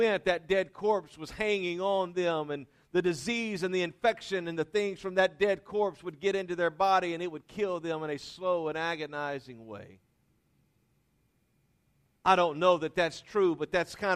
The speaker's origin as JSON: {"language": "English", "region": "Louisiana", "country": "United States", "tie": "born or raised there", "said": "I was raised in Louisiana"}